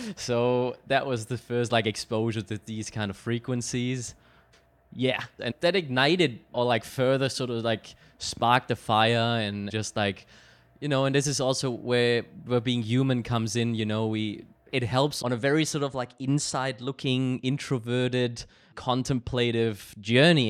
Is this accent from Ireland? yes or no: no; Germany; growing up in Germany